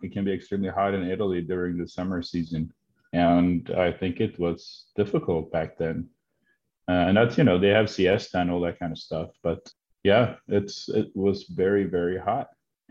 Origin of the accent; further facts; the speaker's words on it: Norway; now in Atlanta, United States; I'm originally from Norway, where there's a lot more winter than here in Atlanta.